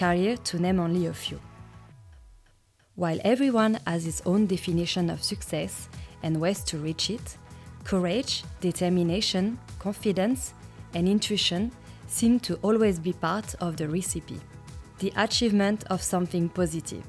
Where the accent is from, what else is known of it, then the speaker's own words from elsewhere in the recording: France; now in Melbourne, Australia; I'm from France, and I've been living in Melbourne for many years